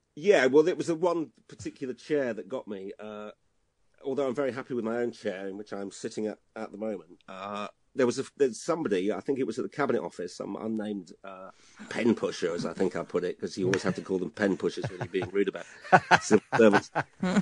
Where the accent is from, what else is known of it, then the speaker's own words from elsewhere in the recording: Hull, Yorkshire and the Humber, United Kingdom; moved away; I'm from Hull uh, and then going back up there for Christmas